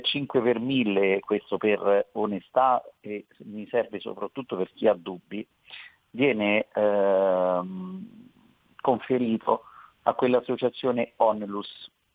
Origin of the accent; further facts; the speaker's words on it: Veroli, Lazio, Italy; io sono di Veroli, voglio far notare che Veroli è nella provincia di Frosinone